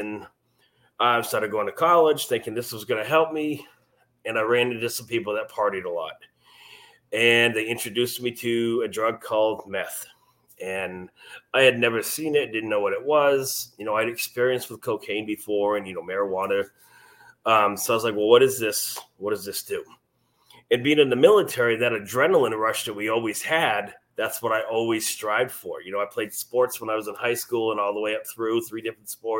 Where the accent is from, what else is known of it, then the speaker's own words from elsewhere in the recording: Maine, United States; moved away as an adult; now in Missouri, United States; I'm originally from Maine